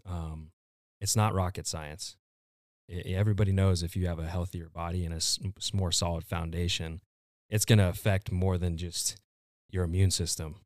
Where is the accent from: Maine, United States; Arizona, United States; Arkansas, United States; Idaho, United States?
Arizona, United States; Gilbert; I'm originally from Gilbert, Arizona.